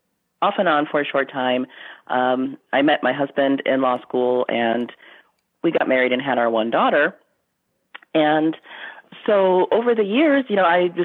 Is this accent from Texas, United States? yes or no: no; Western New York, United States; I grew up in Western New York.